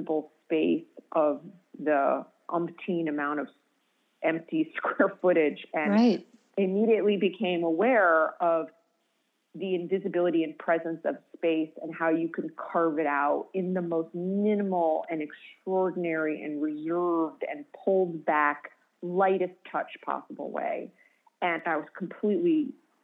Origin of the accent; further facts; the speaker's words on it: Connecticut, United States; I grew up in Connecticut